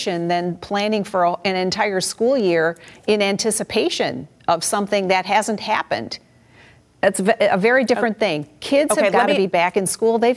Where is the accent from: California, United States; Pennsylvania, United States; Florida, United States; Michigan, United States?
Michigan, United States; my home state, in the city of Detroit